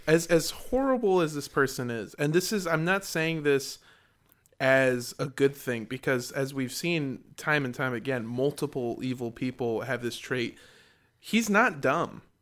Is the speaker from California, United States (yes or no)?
yes; Southern California, United States; I grew up in Southern California